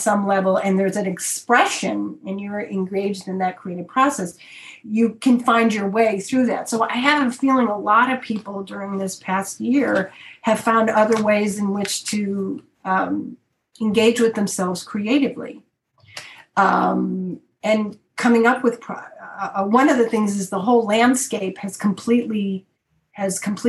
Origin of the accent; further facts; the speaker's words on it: Chicago, Illinois, United States; I come from Chicago, which has got a lot of the blues